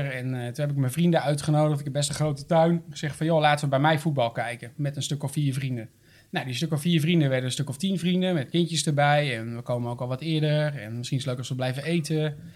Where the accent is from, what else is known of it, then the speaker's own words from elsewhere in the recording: Assen, Drenthe, Netherlands; ik kom uit Assen.